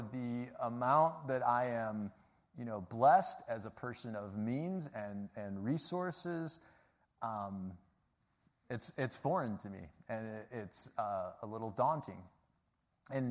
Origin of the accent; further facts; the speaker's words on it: Chicago, Illinois, United States; my school was like featured as the worst inner city school in Chicago